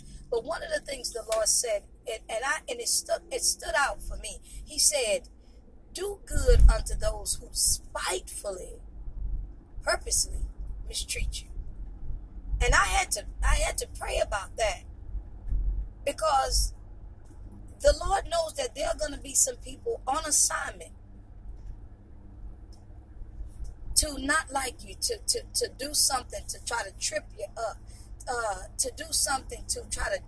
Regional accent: East Texas, United States; growing up in East Texas

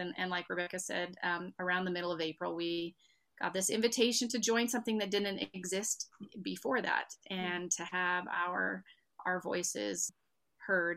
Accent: Arkansas, United States; now in Red Deer, Canada; I was born and raised in Arkansas

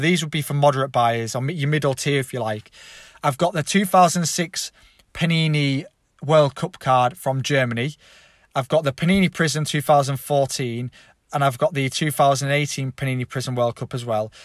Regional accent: England, United Kingdom; I'm English

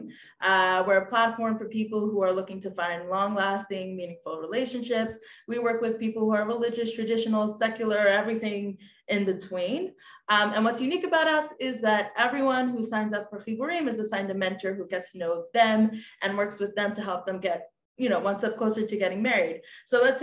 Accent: Brooklyn, New York, United States; now in Israel; I live in Israel. I'm originally from Brooklyn, but I've been living here for a while.

